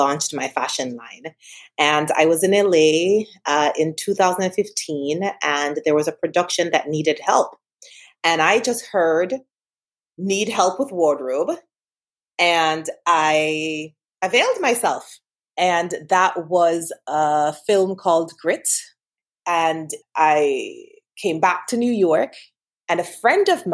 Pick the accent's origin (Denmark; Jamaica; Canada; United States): Jamaica; Montego Bay, Saint James; I am from Montego Bay, Jamaica